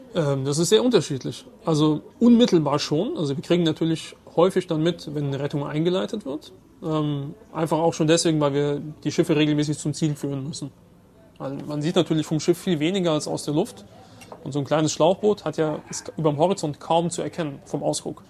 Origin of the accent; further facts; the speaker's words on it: Germany; Ich selbst bin Deutscher und Ägypter